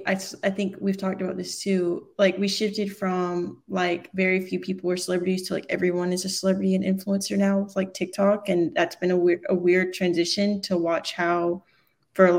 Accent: the South, United States; I grew up in the South

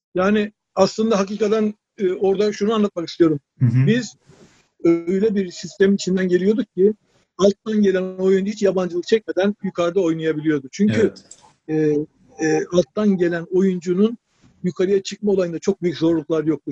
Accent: Ordu, Turkey; moved away as an adult; also born or lived in Sakarya; 1958 Ordu doğumluyum.

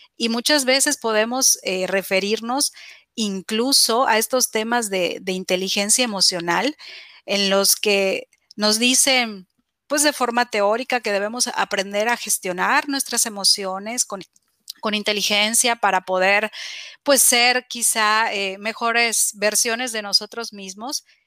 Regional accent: Mexico; en mi país

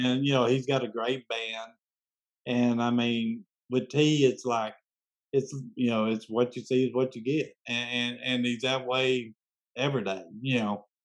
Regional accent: Memphis, Tennessee, United States; I grew up in Memphis, as I was telling y'all, but uh, but we had a home in West Tennessee, also a little rural area

